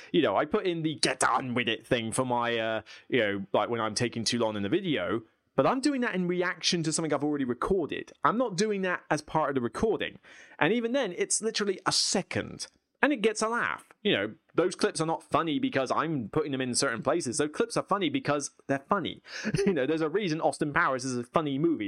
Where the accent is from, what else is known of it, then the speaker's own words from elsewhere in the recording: United Kingdom; I'm British.